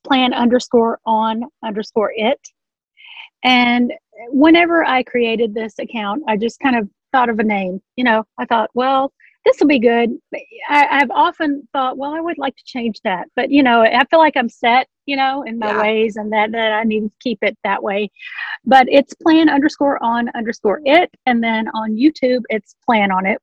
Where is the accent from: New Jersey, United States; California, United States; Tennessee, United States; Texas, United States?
Tennessee, United States; Memphis; moved away as an adult; now in Tulsa, United States; I'm originally from Memphis, Tennessee, now live in Oklahoma near Tulsa